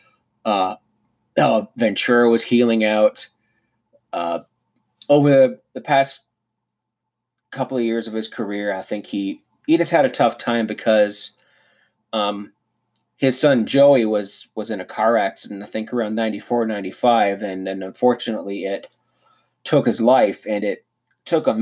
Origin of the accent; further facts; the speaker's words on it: Cannington, Ontario, Canada; I grew up in Brock Township in Southern Ontario, a small town called Cannington.